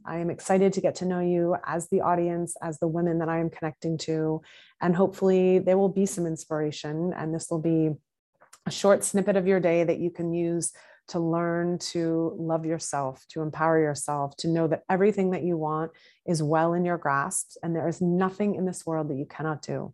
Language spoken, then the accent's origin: English; Massachusetts, United States; now in New York City, United States; I currently live in New York City. I am originally from Massachusetts